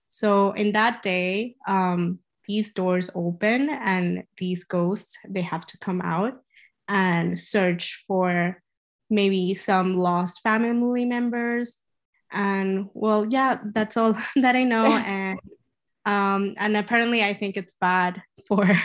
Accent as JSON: {"language": "English", "country": "Ecuador", "tie": "born or raised there", "moved": "as an adult", "lives_now": "New York, United States", "said": "So um, I grew up in Ecuador and I've been living there uh, I lived there for 19 years and I moved to the States uh, for studies for university. And now I want to learn more Chinese because I feel like since my parents are Taiwanese"}